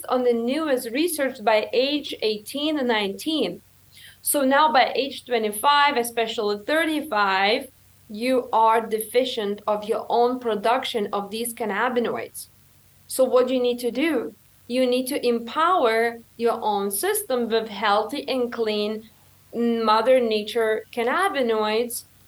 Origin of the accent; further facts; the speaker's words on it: Lithuania; moved away; when I came from Lithuania